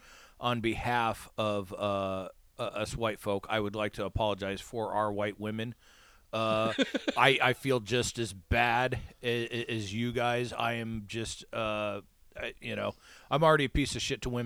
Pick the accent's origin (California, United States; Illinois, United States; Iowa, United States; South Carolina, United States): Iowa, United States; now in Los Angeles, United States; my hometown in Iowa